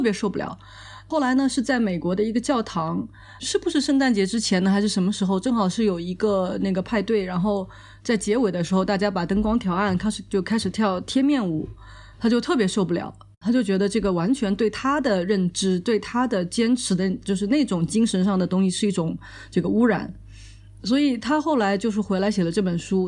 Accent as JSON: {"language": "Chinese", "country": "China", "said": "我们作为中国人"}